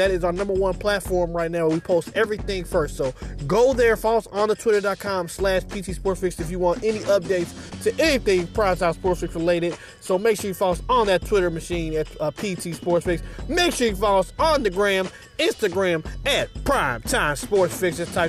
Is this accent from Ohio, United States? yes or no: no; Chicago, Illinois, United States; born or raised there